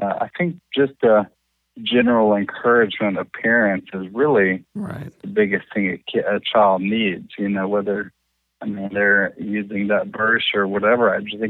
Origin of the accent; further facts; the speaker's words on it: Hendersonville, Tennessee, United States; Yeah, Hendersonville, Tennessee.